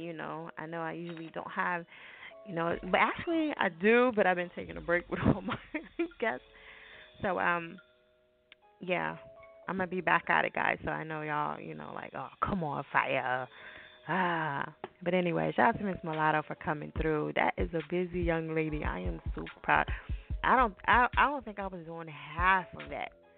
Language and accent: English; New Jersey, United States; I'm from Jersey